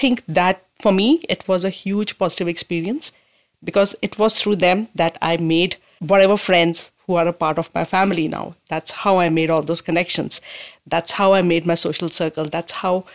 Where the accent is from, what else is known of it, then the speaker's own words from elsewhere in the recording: India; moved away as an adult; now in Owen Sound, Canada; I immigrated from India 2015